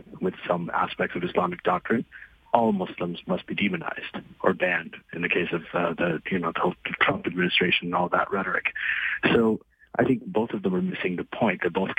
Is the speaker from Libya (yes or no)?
yes; Libya; moved away as an adult; also born or lived in Saudi Arabia / Pakistan; as somebody who came to North America in my 20s, and I grew up in Libya, Saudi Arabia, and Pakistan